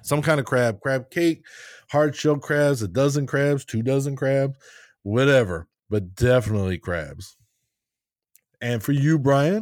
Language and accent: English; Maryland, United States; I'm a Maryland guy, so we're going hometown, right? I'm from Maryland